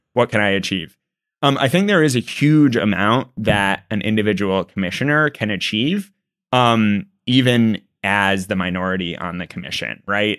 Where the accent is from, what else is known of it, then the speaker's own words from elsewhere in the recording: Texas, United States; I'm a Texan